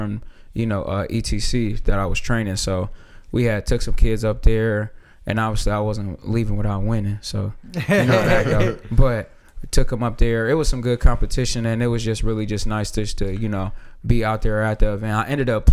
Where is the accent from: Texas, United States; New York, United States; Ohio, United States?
Ohio, United States; Elyria; I grew up a little bit in Elyria